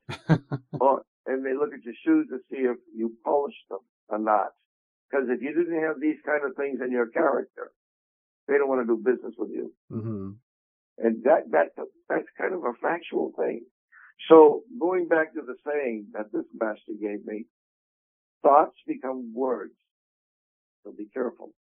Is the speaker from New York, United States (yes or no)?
no; Quincy, Massachusetts, United States; born or raised there; also born or lived in Boston, Massachusetts